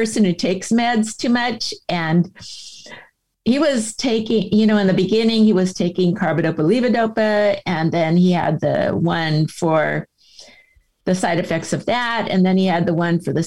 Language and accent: English; San Diego, California, United States; I was born in San Diego. I mean, we're an old San Diego family and my husband was born here too. And, just lived here all of our lives